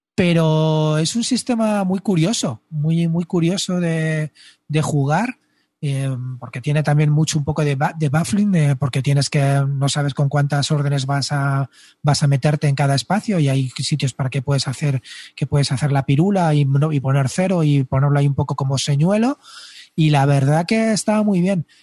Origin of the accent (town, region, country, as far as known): Spain